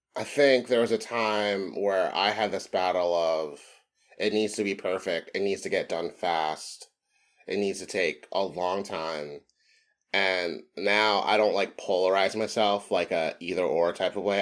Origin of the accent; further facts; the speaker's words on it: Philadelphia, Pennsylvania, United States; I grew up in the African-American community of Mountain Area in Philadelphia